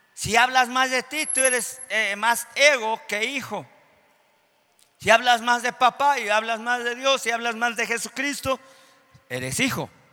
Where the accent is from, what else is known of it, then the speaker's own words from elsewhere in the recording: Mexico; en nuestro país, en México